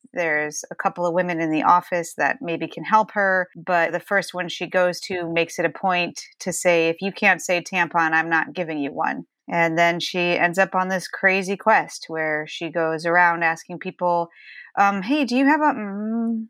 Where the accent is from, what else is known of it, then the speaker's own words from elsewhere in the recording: Ohio, United States; growing up in Ohio, it was, you know, we're pretty conservative family